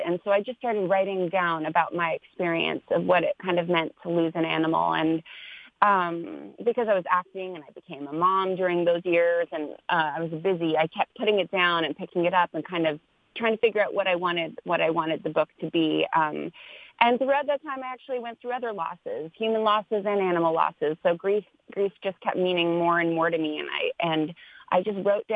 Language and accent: English; Canada; now in Los Angeles, United States; I'm a Canadian born, living in Los Angeles now